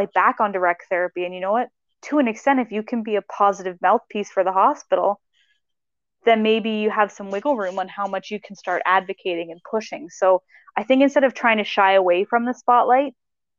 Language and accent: English; Nova Scotia, Canada; also born or lived in Halifax, Canada; now in Winnipeg, Canada; growing up in Nova Scotia